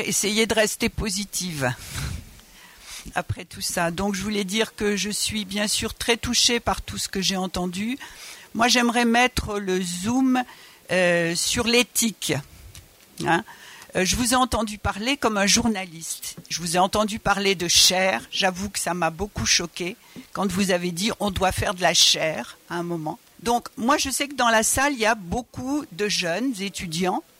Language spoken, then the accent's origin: French; Georgia; French is a second language; now in France; je viens de Georgie, d'origine arménienne.